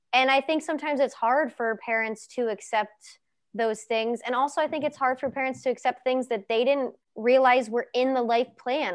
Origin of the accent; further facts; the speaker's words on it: Cincinnati, Ohio, United States; I'm from Cincy